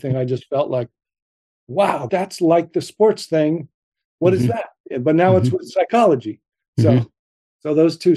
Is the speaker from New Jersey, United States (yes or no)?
yes; New Jersey, United States; growing up in New Jersey